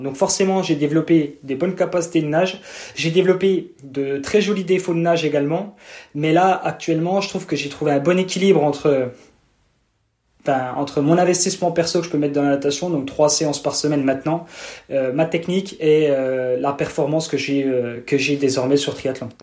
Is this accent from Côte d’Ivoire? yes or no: no; Montbéliard, Bourgogne-Franche-Comté, France; accent: accent de l'est; j'ai un petit accent de un petit accent de l'est. Je suis un pur produit franc-comtois et plus précisément de de Montbéliard.